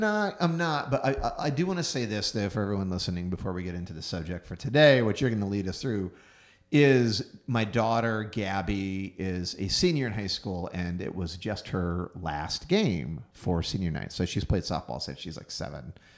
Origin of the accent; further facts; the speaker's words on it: Houston, Texas, United States; moved away; Houston, Texas, my hometown